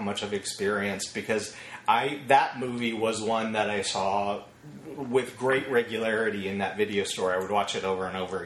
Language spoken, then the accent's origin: English; Arkansas, United States; moved away; I grew up in Arkansas in a very isolated world